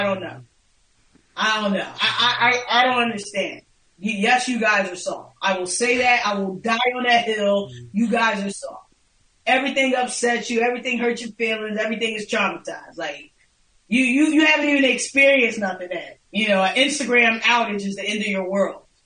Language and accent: English; Philadelphia, Pennsylvania, United States; moved away as an adult; now in South Jersey, United States; I am born and raised in North Philadelphia, but currently I live in South Jersey